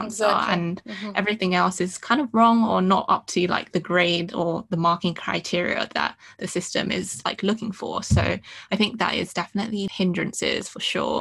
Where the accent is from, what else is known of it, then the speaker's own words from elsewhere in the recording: London, United Kingdom; I was born and raised in London, but I also had such a, like, Asian sort of upbringing